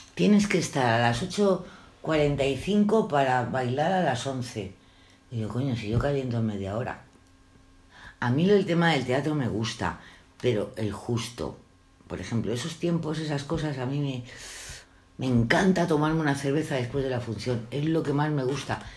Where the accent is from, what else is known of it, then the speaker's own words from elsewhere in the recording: Madrid, Community of Madrid, Spain; Yo nací en Madrid y a los cinco años, seis años había una escuela adelante que era la de África Guzmán